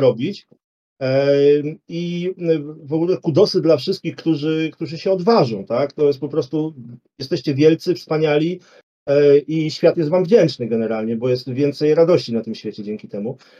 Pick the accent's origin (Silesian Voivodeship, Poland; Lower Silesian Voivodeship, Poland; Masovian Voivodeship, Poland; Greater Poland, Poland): Masovian Voivodeship, Poland; Warsaw; u nas w Warszawie